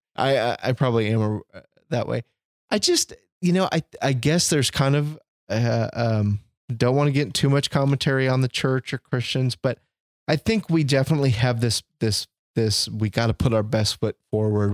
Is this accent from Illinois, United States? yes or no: yes; Chicago, Illinois, United States; moved away; I was born in Chicago. I grew up White Sox fan. My family's from the South Side